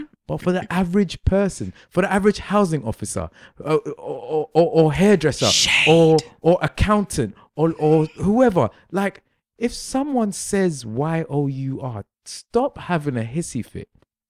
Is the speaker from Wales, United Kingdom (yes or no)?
no; London, United Kingdom; Just like the majority of Londoners, yeah? I was raised in London, so there's lots of things I say, fam, I say in it.